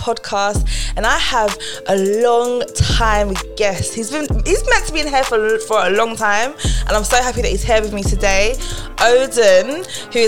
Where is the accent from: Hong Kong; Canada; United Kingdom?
United Kingdom; London; I'm from South London too